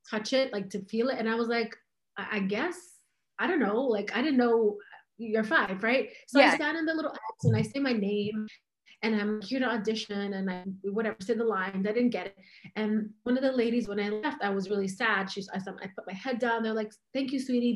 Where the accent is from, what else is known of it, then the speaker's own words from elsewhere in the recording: New York City, New York, United States; I was born here. I was born in New York City, and I'm American